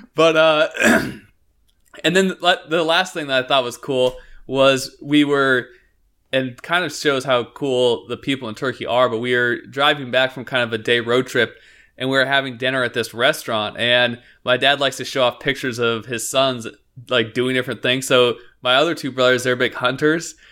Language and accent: English; Northeast Oregon, United States; we grew up in Northeast Oregon